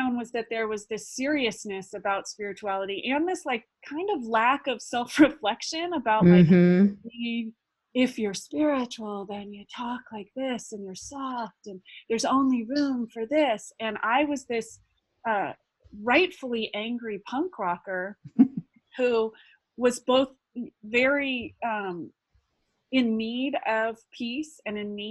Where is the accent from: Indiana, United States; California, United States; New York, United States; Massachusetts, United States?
California, United States; Santa Cruz; I grew up in Santa Cruz, California